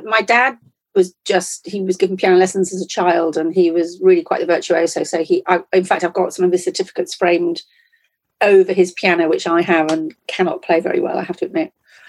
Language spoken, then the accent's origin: English; Shropshire, West Midlands, United Kingdom; also born or lived in Liverpool; I was born in Liverpool and in Highton, but I did leave when I was seven, so I can't claim to be any great gritty Scouser. My parents, my dad got a job in Shropshire when I was seven.